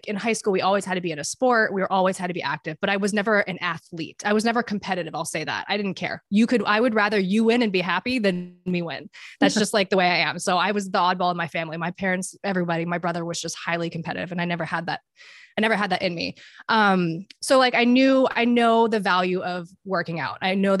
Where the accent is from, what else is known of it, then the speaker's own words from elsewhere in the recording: Dubai, United Arab Emirates; But a little bit about me, I grew up internationally. I grew up in Dubai.